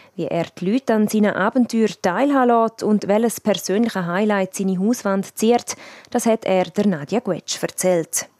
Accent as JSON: {"language": "German", "region": "Graubünden", "country": "Switzerland", "said": "bei uns in Graubünden"}